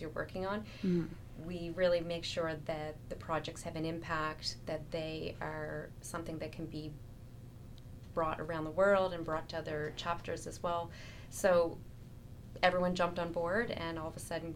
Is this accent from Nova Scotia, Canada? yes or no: yes; Nova Scotia, Canada; I am from Nova Scotia.